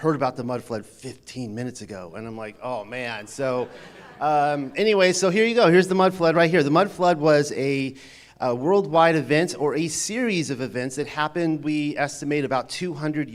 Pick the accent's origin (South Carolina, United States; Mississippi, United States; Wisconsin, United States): South Carolina, United States; Charleston; my hometown at Charleston